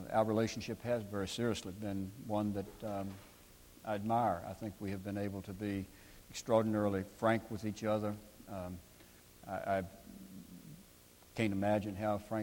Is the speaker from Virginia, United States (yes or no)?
yes; Crozet, Virginia, United States; Morton Frozen Foods in my hometown of Crozet